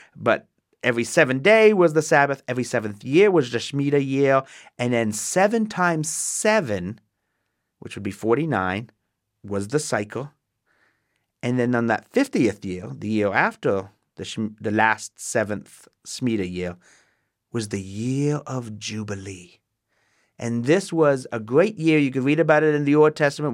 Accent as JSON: {"language": "English", "town": "Waterdown", "region": "Ontario", "country": "Canada", "tie": "born or raised there", "moved": "as an adult", "lives_now": "United States", "said": "I'm born in Canada, born and raised. I am Canadian, um, in Waterdown, Ontario, Canada"}